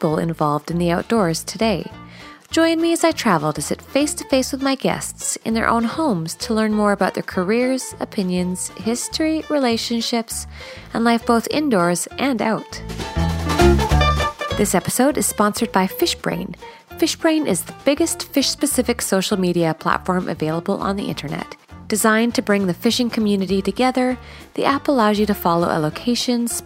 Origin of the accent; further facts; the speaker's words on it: Canada; I'm Canadian